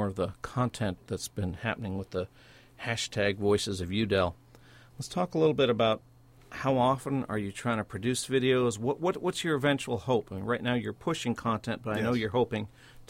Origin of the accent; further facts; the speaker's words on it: St. Louis, Missouri, United States; also born or lived in Columbia, Missouri; I was raised in St. Louis, Missouri.